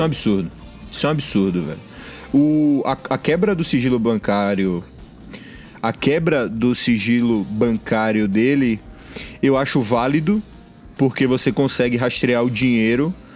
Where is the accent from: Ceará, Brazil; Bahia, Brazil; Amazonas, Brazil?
Bahia, Brazil; nós somos aqui, nós somos baianos